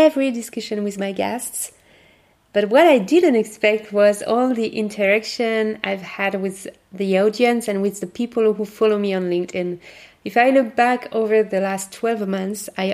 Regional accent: France; accent: French; English is a second language; my French accent

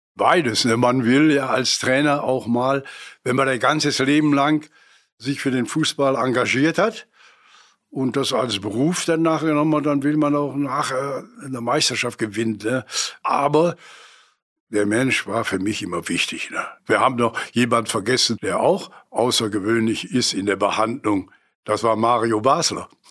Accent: Essen, North Rhine-Westphalia, Germany; Ich bin in Altenessen groß geworden mit vielen Kindern um mich herum

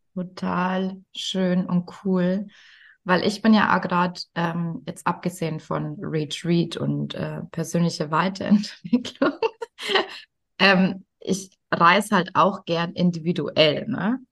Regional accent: Bavaria, Germany; accent: Bavarian; wenn jemand mir mit meinem Dialekt gegenüber sitzt, dann falle ich sofort eigentlich ins Bayerische

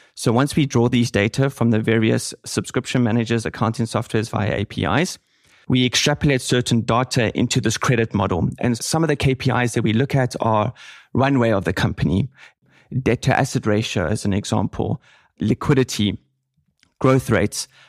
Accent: Cape Town, Western Cape, South Africa; moved away as an adult; also born or lived in Reutlingen, Germany; now in Germany; I'm from Cape Town, South Africa

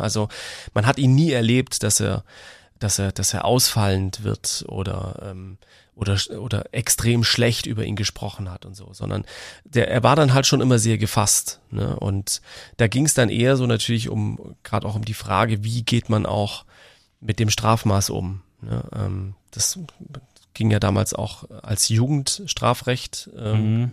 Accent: Baden-Württemberg, Germany; bei uns in Baden-Württemberg

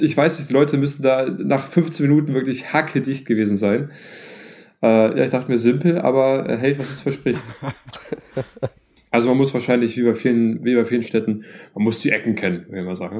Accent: north of Hamburg, Schleswig-Holstein, Germany; in meiner Heimatstadt

